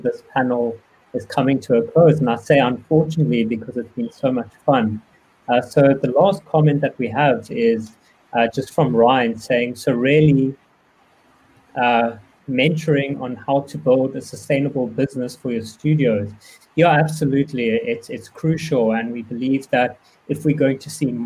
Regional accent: South Africa; I'm unofficially Nigerian, but I am South African

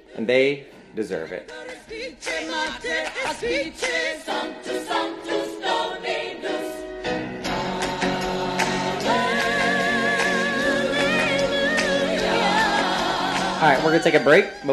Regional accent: North Carolina, United States; I am from North Carolina.

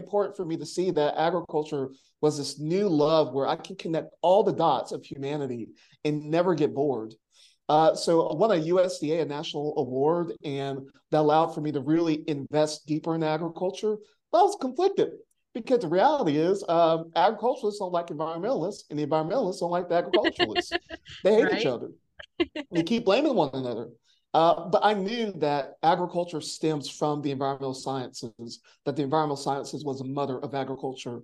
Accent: Monroe, North Carolina, United States; I was born and raised in Union County, Monroe, North Carolina, and I was exposed to like country living, but not farming

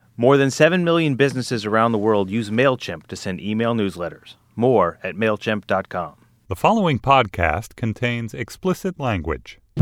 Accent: Louisiana and Alabama, the South, United States; accent: Southern; also born or lived in Texas; now in New York City, United States; I was born in Texas, grew up in Louisiana and Alabama

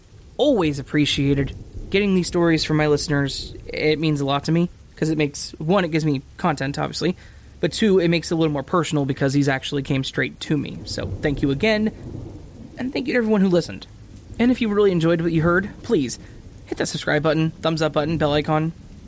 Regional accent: Alabama, United States; I grew up in a small town with a Winn-Dixie and a Walmart. I've never heard of Publix, because I'm from Alabama.

